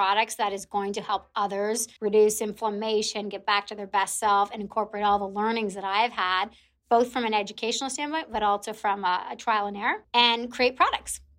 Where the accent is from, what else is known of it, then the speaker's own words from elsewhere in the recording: Canada; also born or lived in Toronto; I'm Canadian, so living in Toronto